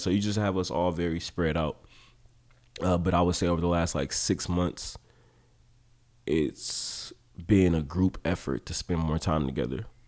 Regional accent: Oakland, California, United States; also born or lived in Humboldt; when I was growing up in Oakland

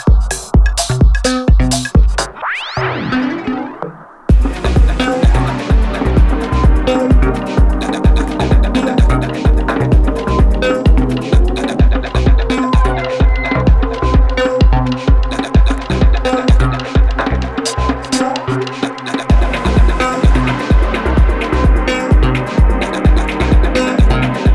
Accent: Glasgow, Scotland, United Kingdom; accent: Scottish; also born or lived in Liverpool; now in London, United Kingdom; in case you're wondering what that weird Scottish accent is. I'm from Glasgow.

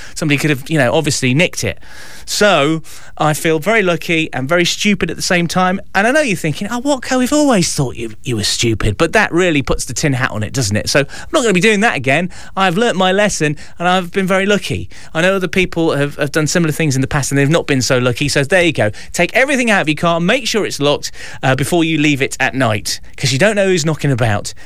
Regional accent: Mansfield, East Midlands, United Kingdom; my hometown radio station here in in Mansfield

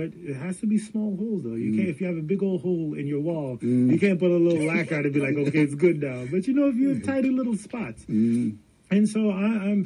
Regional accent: Jamaica; as a Jamaican

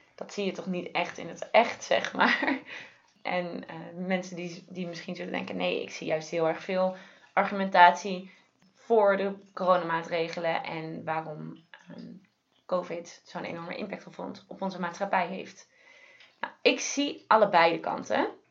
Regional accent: Netherlands; we juist als Nederlanders

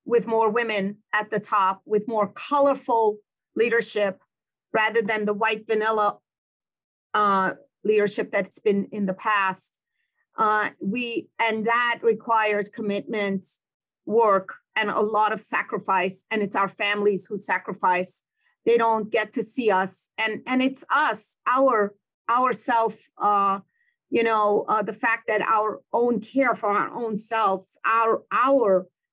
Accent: Iran; now in United States; We grew up in Iran

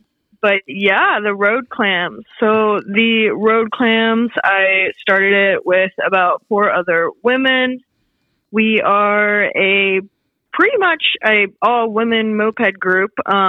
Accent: Wilmington, Delaware, United States; now in Brooklyn, New York, United States; So originally, I am from Wilmington, Delaware. Represent small little state. Not much going on there. But I currently live in Brooklyn, New York, right in Bushwick

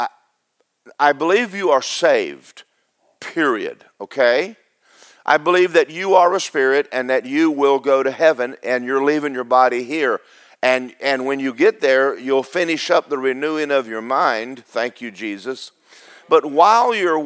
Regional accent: Athens, Georgia, United States; I grew up in Athens, Georgia

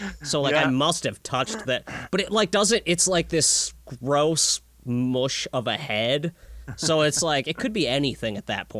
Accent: Minnesota, United States; I'm from Minnesota

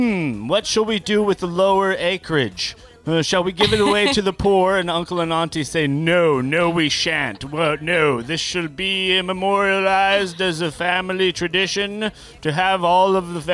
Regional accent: Ireland; I'm Irish as well, but there's a whole bunch of good-looking

